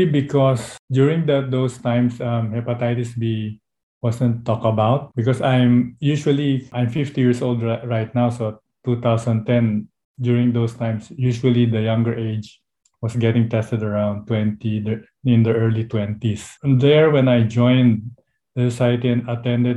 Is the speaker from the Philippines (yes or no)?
yes; Philippines; from the Philippines.